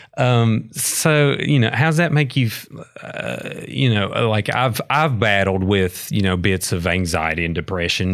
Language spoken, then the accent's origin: English; McDowell County, West Virginia, United States; I grew up in McDowell County